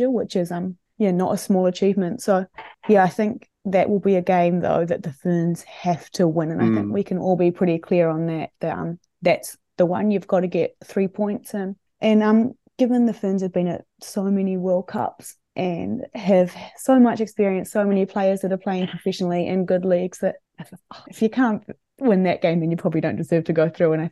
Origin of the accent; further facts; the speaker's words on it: Palmerston North, Manawatū-Whanganui, New Zealand; my hometown, Palmerston North.